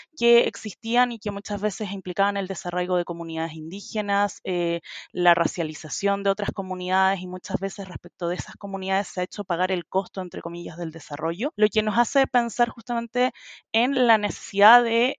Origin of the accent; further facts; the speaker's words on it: Chile; soy de Chile, de la organización 1.5